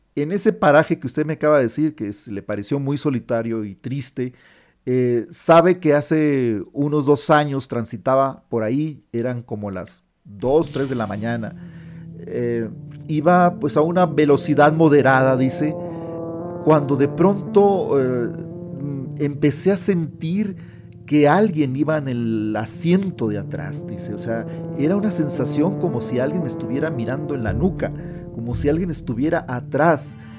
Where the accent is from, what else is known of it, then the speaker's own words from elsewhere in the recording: Sonora, Mexico; moved away; also born or lived in Monterrey, Nuevo León; yo soy originario del estado de Sonora, al norte de México, yo vivía ya en Monterrey, Nuevo León